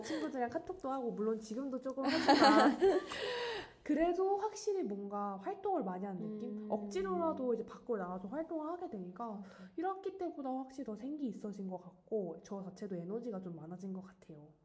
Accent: South Korea; 사실 저는 토종 한국인이에요

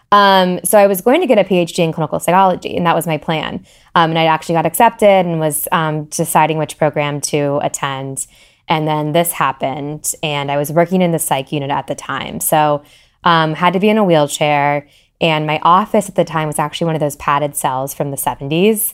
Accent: Columbus, Ohio, United States; moved away as an adult; also born or lived in Oxford, Ohio; now in Cincinnati, United States; I'm from Columbus originally, so not far. Um, I grew up there

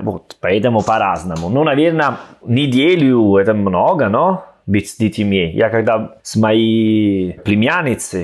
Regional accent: Salerno, Campania, Italy; Russian is a second language; moved away as an adult; also born or lived in Rome, Italy / Saint Petersburg, Russia; now in Tashkent, Uzbekistan; я из Салерно

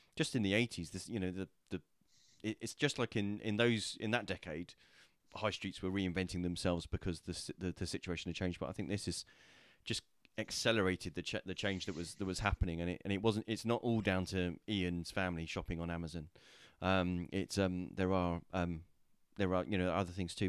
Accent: Portsmouth, South East England, United Kingdom; I was born in the city, I was raised in the city

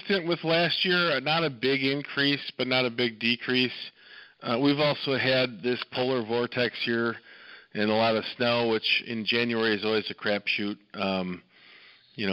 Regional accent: Downers Grove, Illinois, United States; I came from these west suburbs. I grew up here in Downers Grove

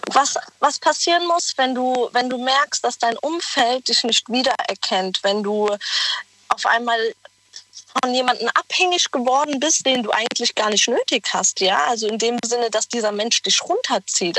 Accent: Germany; ich komme aus der Nähe von Weinheim

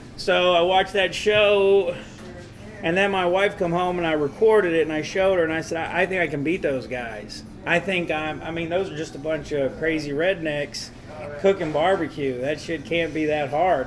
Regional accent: Nashville, Tennessee, United States; moved away as an adult; also born or lived in Newark, New Jersey / Smithville, Tennessee; now in Chicago, United States; I lived there till I was like three or four and my mom moved us to Nashville. Okay. So uh, I grew up in Nashville, and I always just say I'm from the South

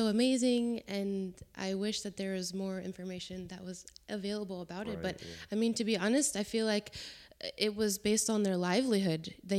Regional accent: Jacksonville, North Carolina, United States; born there; also born or lived in New Jersey; Originally, I was born in North Carolina, in Jacksonville, and then I moved around a lot, I don't really consider myself from any place, but I was born in North Carolina. From there, I moved to South Carolina, I moved to New Jersey.

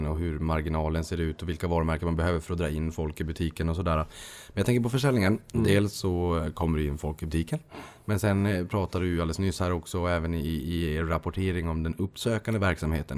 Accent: Boden, Norrbotten County, Sweden; Jag kommer från Boden

